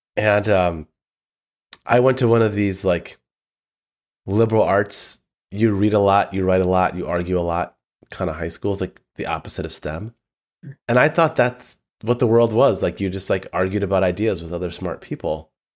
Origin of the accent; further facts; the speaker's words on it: Southfield, Michigan, United States; moved away; I grew up in the northern suburbs of Detroit